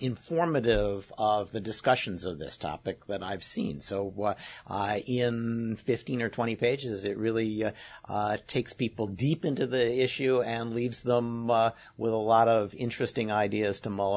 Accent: Scotland, United Kingdom; speaking as a Scot, we would for sure do that.

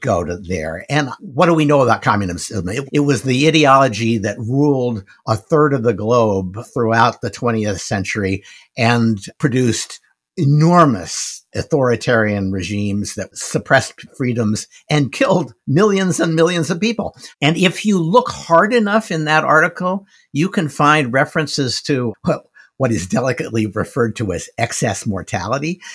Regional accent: United States; I'm an American

